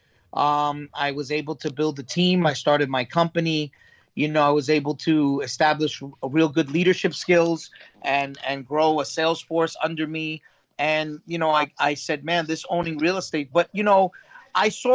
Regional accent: New York City, New York, United States; I grew up in Brooklyn

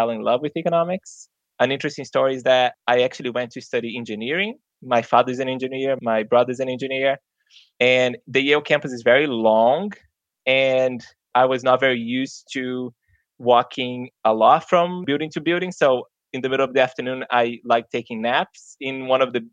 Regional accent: Brazil; English is a second language; moved away as an adult; now in United States; I grew up very low income in Brazil.

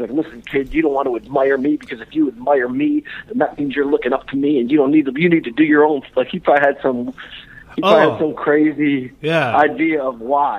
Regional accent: Detroit, Michigan, United States; I'm from Detroit

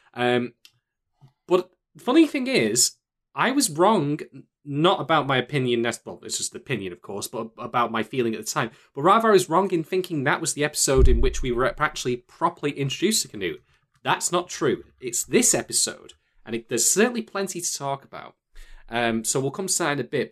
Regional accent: United Kingdom; I'm the Brit

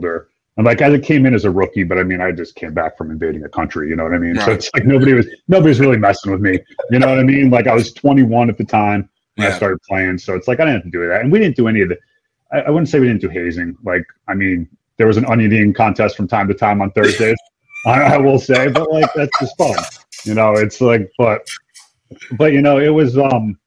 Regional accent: New London County, Connecticut, United States; it was in my hometown area

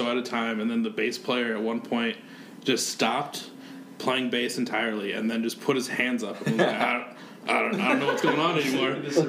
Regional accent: Muscatine County, Iowa, United States; I'm from Muscatine County

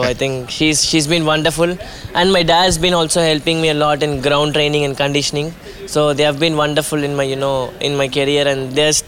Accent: Chennai, Tamil Nadu, India; coming from India, coming from Chennai

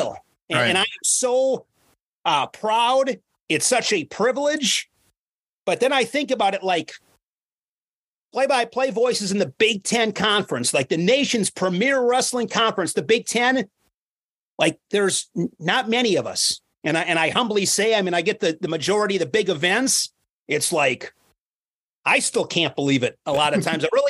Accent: Ripon, Wisconsin, United States; now in Oshkosh, United States; I grew up in Wisconsin. Grew up in a small town, 7,000 people, Ripon, Wisconsin

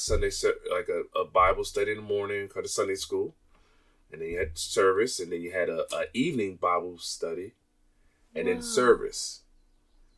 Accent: Temple Hills, Maryland, United States; moved away as an adult; also born or lived in San Francisco, California / Washington, D.C.; now in Barbourville, United States; I grew up in a city in Maryland called Temple Hills

